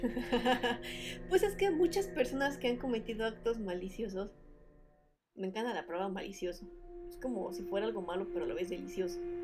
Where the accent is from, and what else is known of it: Mexico